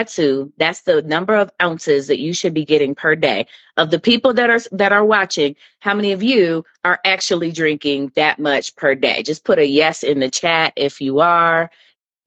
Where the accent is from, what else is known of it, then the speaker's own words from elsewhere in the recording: United States; we as American people living in the United States